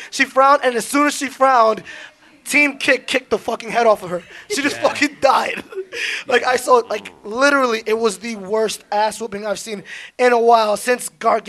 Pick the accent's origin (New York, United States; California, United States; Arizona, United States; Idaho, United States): New York, United States; New York City; I was born in Queens